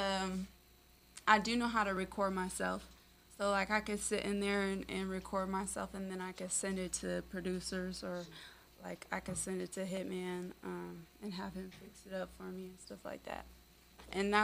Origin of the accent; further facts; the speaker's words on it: Oregon, United States; moved away as an adult; now in Las Vegas, United States; I'm from Oregon, mainly. That was like where I spent most of my like teenage life